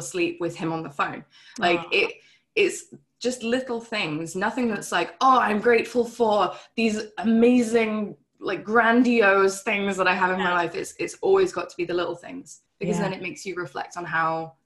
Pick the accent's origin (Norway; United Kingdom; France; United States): United Kingdom; England; When I first met my husband, we were both living in England, and just under a year into our relationship, he moved to Canada and I stayed in the UK